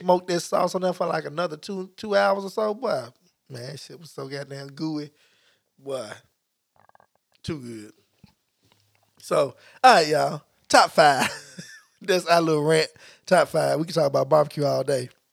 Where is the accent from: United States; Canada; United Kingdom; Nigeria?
United States; Memphis, Tennessee; moved away; what I grew up eating in Memphis